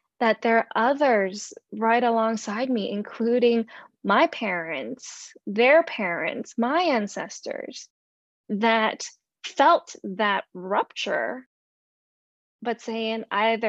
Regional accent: Hong Kong; growing up, being born and growing up in Hong Kong

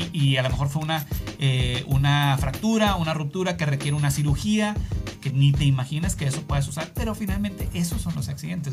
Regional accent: Mexico; moved away; yo soy de México

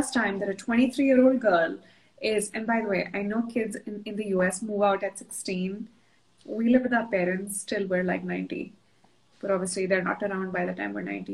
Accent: New Delhi, Delhi, India; moved away as an adult; also born or lived in London / Portland, Oregon / Kashmir; now in Boston, United States; I grew up in New Delhi.

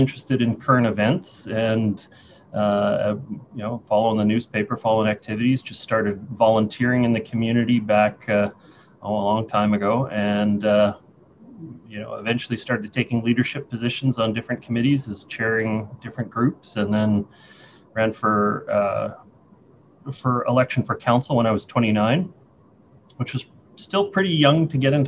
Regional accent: North Vancouver, British Columbia, Canada; also born or lived in Lynn Valley; I grew up in Seymour.

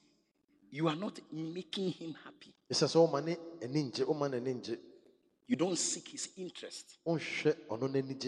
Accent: Accra, Greater Accra, Ghana; I'm from Gbese. And it's natural with us. As for fighting, that's where all the good boxers come from, my hometown.

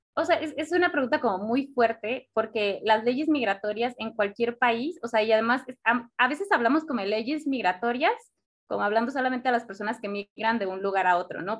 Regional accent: Mexico; nosotros como mexicanos

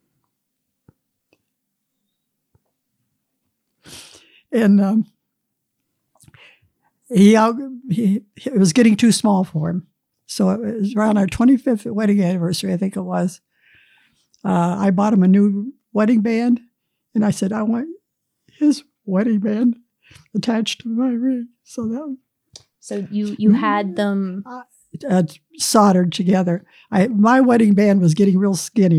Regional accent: United States; I was born and raised on Scott Run, about 1/4 mile from the top of the hill, a farm my dad bought

